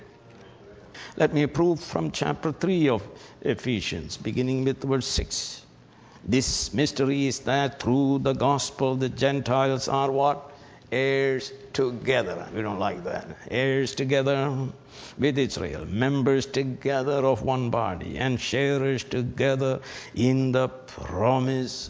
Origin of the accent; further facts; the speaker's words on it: India; moved away; I was brought up in Syrian Orthodox Church. They are the Brahmins in India